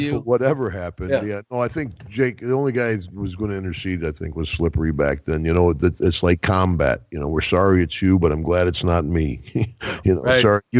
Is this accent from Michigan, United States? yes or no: no; Glens Falls, New York, United States; moved away; also born or lived in Louisiana; That was in my hometown of Glens Falls, New York